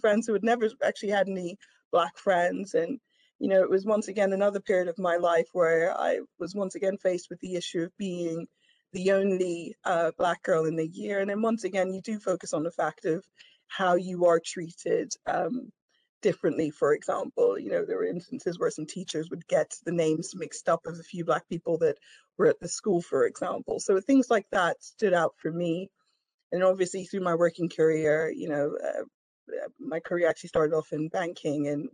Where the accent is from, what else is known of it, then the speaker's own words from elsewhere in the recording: Vienna, Austria; now in London, United Kingdom; I was born in London, but I grew up in Vienna, Austria in the 80s and 90s.